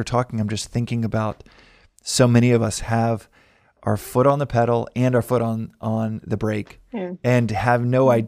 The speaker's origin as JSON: {"language": "English", "region": "Texas", "country": "United States", "said": "I'm from Texas"}